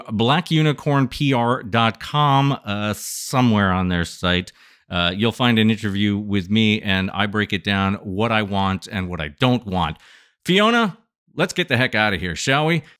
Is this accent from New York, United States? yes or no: yes; Adirondack Mountains, New York, United States; I grew up in the foothills of the adirondack mountains